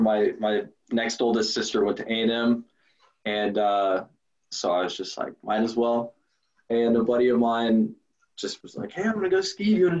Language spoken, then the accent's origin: English; West Texas, United States; I'm from West Texas, so there's not a whole lot of water around us.